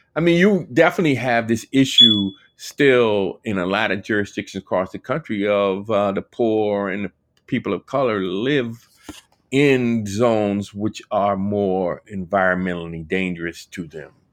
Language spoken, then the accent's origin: English; Washington, District of Columbia, United States; I grew up in Washington D.C.